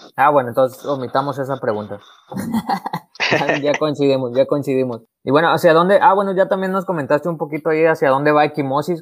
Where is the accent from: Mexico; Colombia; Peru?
Mexico; somos mexicanos